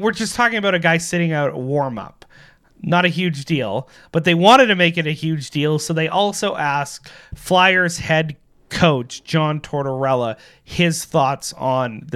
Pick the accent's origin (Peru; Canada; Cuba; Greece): Canada; as Canadians